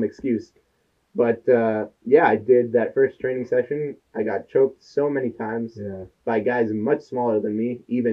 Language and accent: English; Florida, United States; I was a kid in high school, growing up in Florida